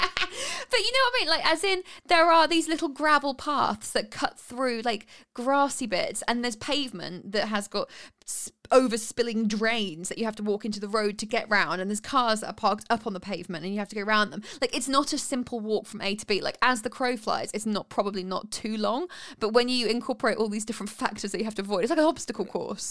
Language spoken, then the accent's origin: English; United Kingdom; 'cause I'm British